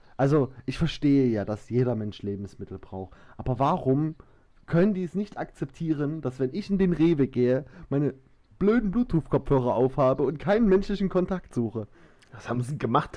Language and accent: German; Saxony, Germany; accent: Saxon; ich liebe meinen Dialekt und ich bin stolz, Sachse zu sein